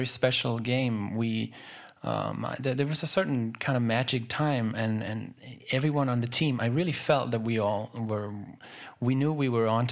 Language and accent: English; Denmark; I'm from Denmark.